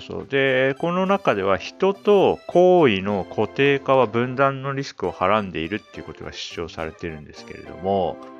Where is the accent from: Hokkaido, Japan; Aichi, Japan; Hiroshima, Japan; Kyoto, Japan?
Hokkaido, Japan; 日本人相手だと僕は北海道出身ですって言うけど